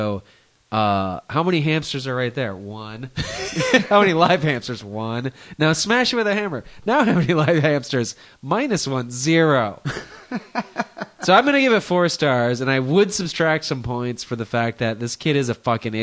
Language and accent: English; Midwest, United States; where we grew up in the Midwest, there's no black people